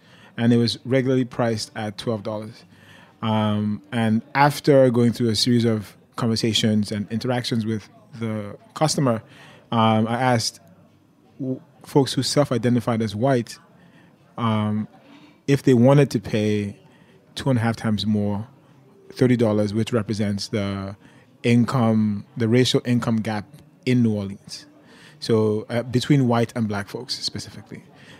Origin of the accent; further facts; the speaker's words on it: Nigeria; So I am a cook and a writer, but before all that, I'm a Nigerian. I'm an immigrant, and I think those are some like relevant labels